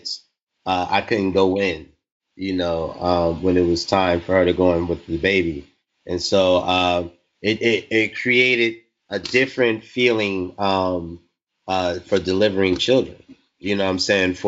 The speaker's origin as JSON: {"language": "English", "region": "North New Jersey", "country": "United States", "tie": "born or raised there", "said": "I'm from North New Jersey, born and raised."}